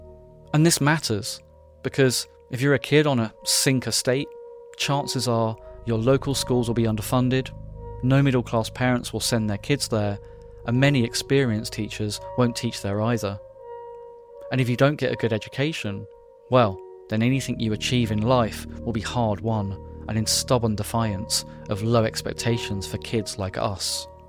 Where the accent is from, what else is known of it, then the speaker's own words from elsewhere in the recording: Brighton, South East England, United Kingdom; Growing up in Whitehawk, nobody expects you to amount to much.